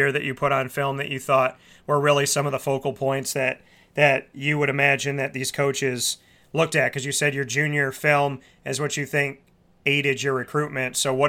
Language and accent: English; Syracuse, New York, United States; I'm from Syracuse, New York. Central and upstate New York means a lot to me.